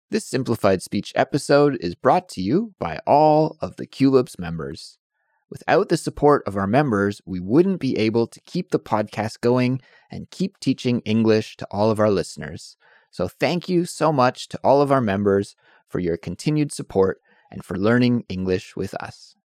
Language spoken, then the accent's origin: English; Canada; moved away as an adult; also born or lived in Calgary, Alberta / Montreal / Victoria / near Vancouver; now in South Korea; I'm from Canada, but living in Korea.